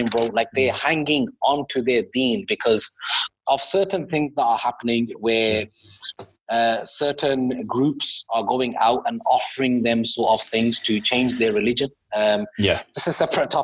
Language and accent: English; Birmingham, West Midlands, United Kingdom; I'm from Birmingham